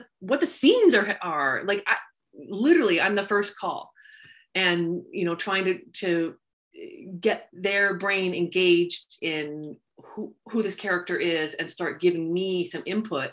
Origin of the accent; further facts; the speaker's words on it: San Diego, California, United States; I grew up in San Diego